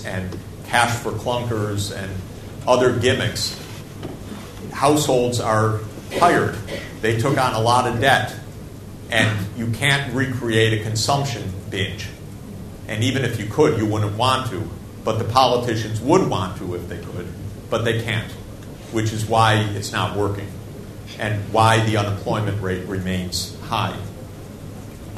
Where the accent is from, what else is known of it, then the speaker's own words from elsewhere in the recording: Snow Belt, United States; I'm from the Snow Belt